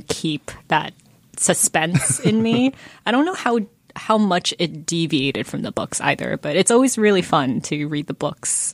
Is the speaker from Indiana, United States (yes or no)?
no; Atlanta, Georgia, United States; I'm from Georgia and I cannot do a southern accent